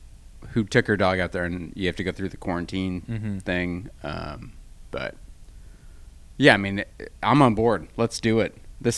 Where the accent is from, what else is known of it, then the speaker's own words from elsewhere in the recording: Midwest, United States; like open my eyes like an idiot because I'm from the Midwest